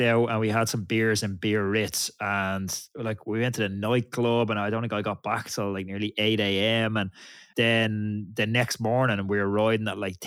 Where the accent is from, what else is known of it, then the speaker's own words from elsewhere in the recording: Ireland; as an Irish rider